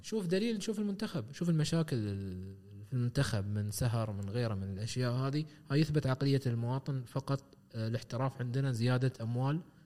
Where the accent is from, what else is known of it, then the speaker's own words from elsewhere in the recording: United Arab Emirates; عندنا في الامارات